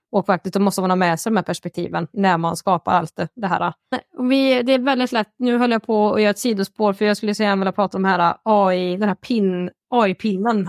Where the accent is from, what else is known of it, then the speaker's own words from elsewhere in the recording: Värmland, Sweden; jag är värmlänning